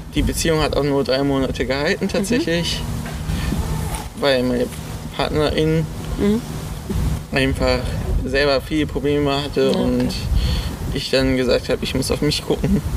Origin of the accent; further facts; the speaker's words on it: Solingen, North Rhine-Westphalia, Germany; Ich komme aus Solingen, bin 21 Jahre alt